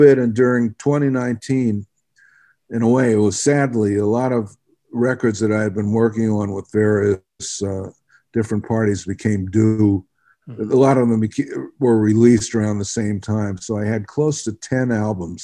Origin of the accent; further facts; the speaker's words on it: Philadelphia, Pennsylvania, United States; moved away; I'm from Philly